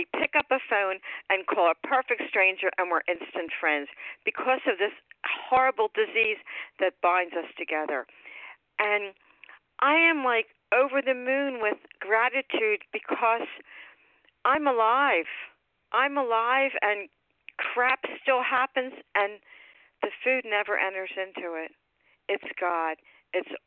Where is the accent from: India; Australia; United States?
United States; Upper Darby, Pennsylvania; I'm from Upper Darby. It was outside Philadelphia